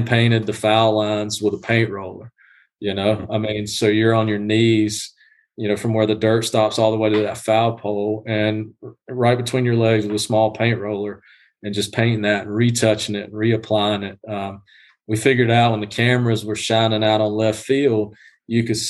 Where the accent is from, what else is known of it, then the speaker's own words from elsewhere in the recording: South Georgia, United States; I'm from Georgia, grew up in South Georgia, you know, East Georgia